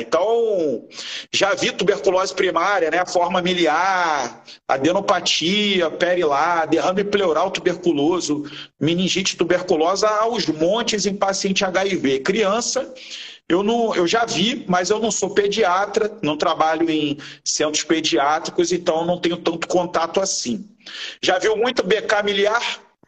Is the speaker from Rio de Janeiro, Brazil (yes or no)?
yes; Rio de Janeiro, Brazil; eu e o Áureo, nós somos do Rio de Janeiro, aqui no Rio de Janeiro